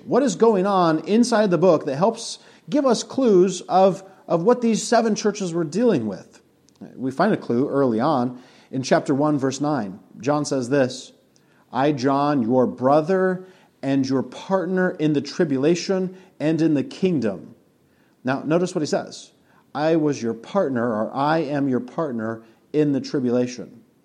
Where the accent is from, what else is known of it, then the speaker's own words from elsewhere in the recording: Colorado, United States; moved away; also born or lived in Monticello; Mountain View Christian Church in Colorado. We drove an hour and a half to go to church